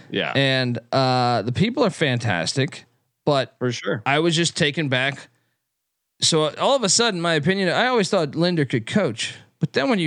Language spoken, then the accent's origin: English; East Coast, United States; I grew up on the East Coast